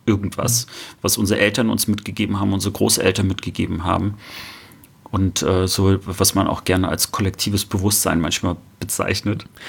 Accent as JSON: {"language": "German", "town": "Rostock", "region": "Mecklenburg-Vorpommern", "country": "Germany", "moved": "as an adult", "lives_now": "Cologne, Germany", "said": "Ich bin aus Rostock, ich bin also ein Fischkopf und äh, auch MacPommer, äh, wohne aber jetzt in Köln schon seit vielen, vielen Jahren."}